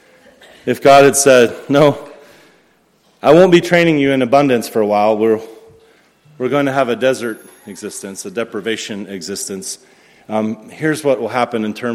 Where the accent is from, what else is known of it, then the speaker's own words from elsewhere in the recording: United States; I'm an American